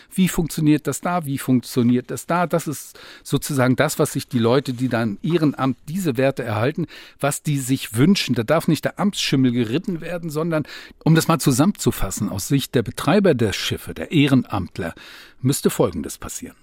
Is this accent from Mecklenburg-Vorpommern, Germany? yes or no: yes; Rostock, Mecklenburg-Vorpommern, Germany; bei uns in Rostock